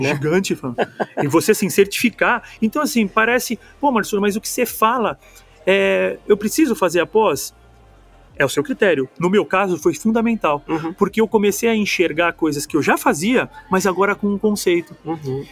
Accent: São Paulo, Brazil; moved away as an adult; eu sou paulistano

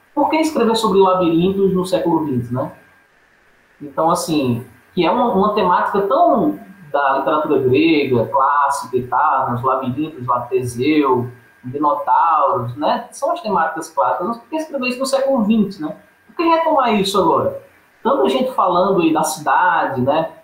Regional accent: Paraíba, Brazil; moved away; also born or lived in Sergipe; não nasci originalmente em Sergipe. Eu sou paraibano e vim da Paraíba para Sergipe. Aí em Sergipe eu fiz meu ensino médio, faculdade, universidade

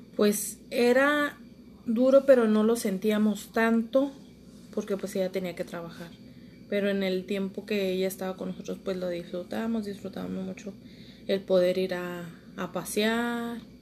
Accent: Torreón, Coahuila, Mexico; Aquí en Torreón, Coahuila.

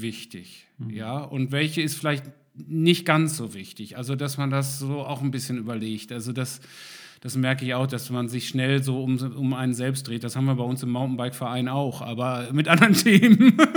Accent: Germany; uns manchmal als Deutsche, wir sind ja sehr genau

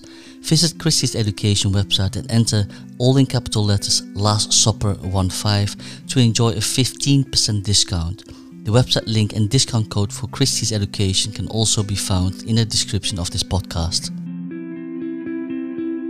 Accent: Netherlands; moved away as an adult; also born or lived in Korea / United Kingdom; now in Hong Kong; I was born in Korea but raised in the Netherlands in a family environment that was immersed in art and creativity. My formative years were spent in the Netherlands and in the UK

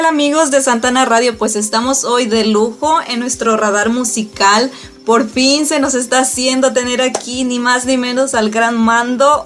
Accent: Mexico; Yo soy mexicana

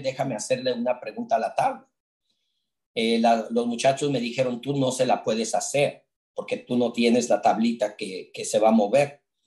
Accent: Mexico City, Mexico; crecimos juntos en la iglesia, en la Ciudad de México. Yo soy de la Ciudad de México

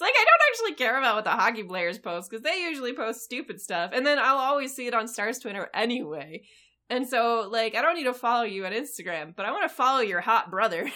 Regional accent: United States; I am American

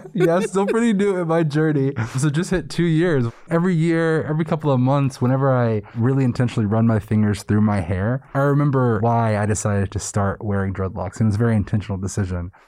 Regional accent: New York City, New York, United States; moved away as an adult; I went to undergrad in a predominantly white, small town after being born and raised in New York City

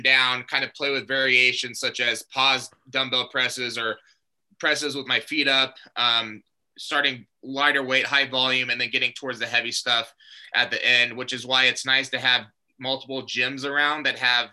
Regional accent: Glendale, Arizona, United States; born and raised in Glendale, Arizona

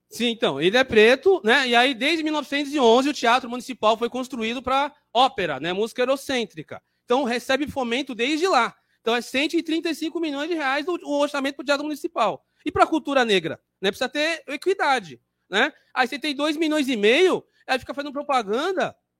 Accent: São Paulo, Brazil; sou da região do Jabaquara

